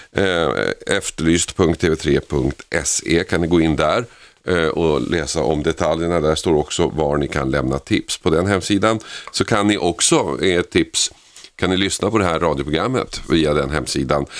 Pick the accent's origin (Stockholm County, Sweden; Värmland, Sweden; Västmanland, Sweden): Stockholm County, Sweden; Stockholm; för mig då som stockholmare